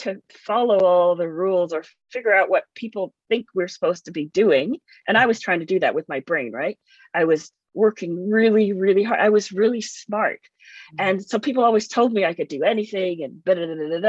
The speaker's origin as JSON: {"language": "English", "country": "Canada", "tie": "born or raised there", "also_born_or_lived": "England", "said": "I grew up in Canada"}